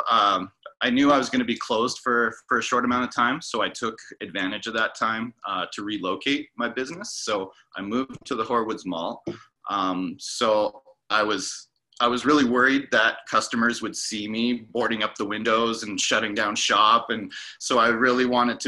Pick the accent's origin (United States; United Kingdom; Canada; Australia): Canada; Yukon; moved away as an adult; also born or lived in Vancouver; my hometown in the Yukon